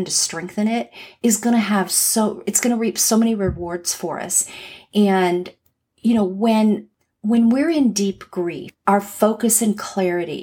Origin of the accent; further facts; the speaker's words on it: Los Angeles, California, United States; moved away as an adult; now in Atlanta, United States; I grew up in Los Angeles